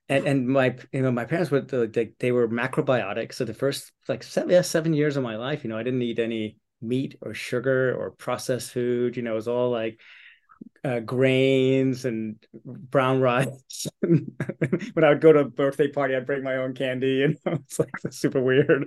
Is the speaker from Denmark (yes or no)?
yes; Copenhagen, Capital Region of Denmark, Denmark; I was born and raised here in Copenhagen